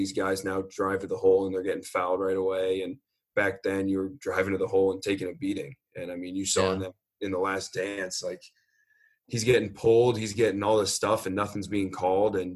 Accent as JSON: {"language": "English", "town": "Shaker Heights", "region": "Ohio", "country": "United States", "tie": "born or raised there", "also_born_or_lived": "Boston", "moved": "as an adult", "said": "I grew up in Shaker Heights, which is about 15 minutes from Cleveland"}